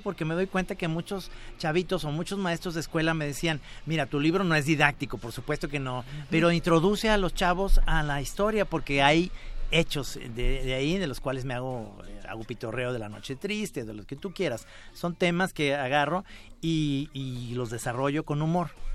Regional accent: Mexico; los mexicanos

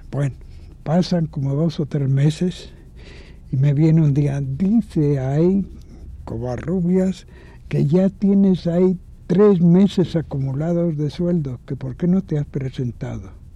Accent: Mexico; no someterme a una visión plástica que querían imponerme para reconocerme como mexicano. Porque yo les decía, no, el rostro de México no está hecho.

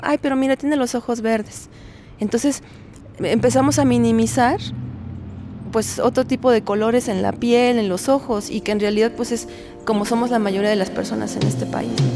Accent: Mexico; el nuestro, como el mexicano

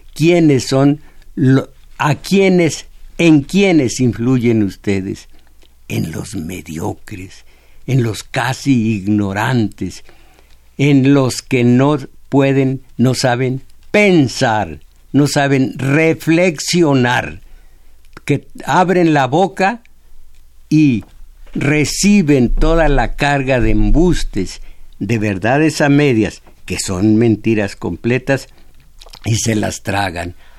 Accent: Mexico; yo soy mexicano, de acá de este lado

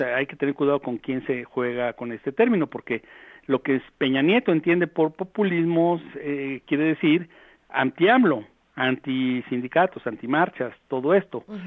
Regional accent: Mexico; como mexicanos

